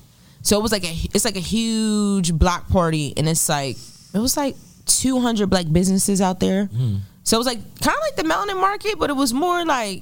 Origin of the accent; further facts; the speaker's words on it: Willingboro, New Jersey, United States; I'm from Willingboro.